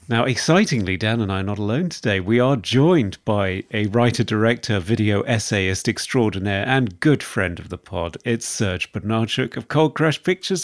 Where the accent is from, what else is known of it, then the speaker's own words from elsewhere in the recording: United Kingdom; accent: British; my British accent